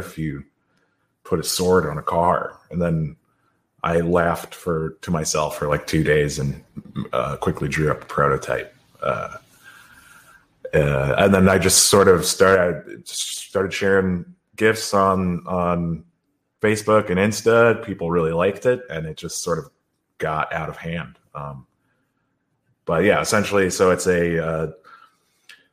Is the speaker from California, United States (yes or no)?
no; Minneapolis, Minnesota, United States; now in Philadelphia, United States; I'm from Philly. I'm not from there. I'm originally from Minneapolis